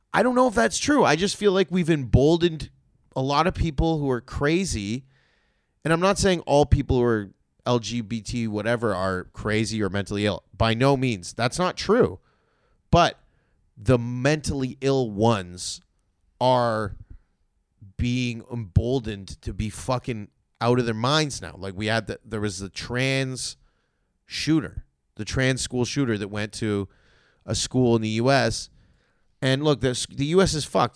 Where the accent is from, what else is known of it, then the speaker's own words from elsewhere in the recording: Toronto, Ontario, Canada; I'm from Toronto. We have homeless people, too